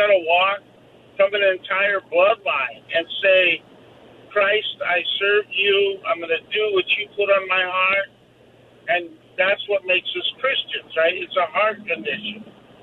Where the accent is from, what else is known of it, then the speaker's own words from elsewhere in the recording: Sacramento, California, United States; Sacramento, California.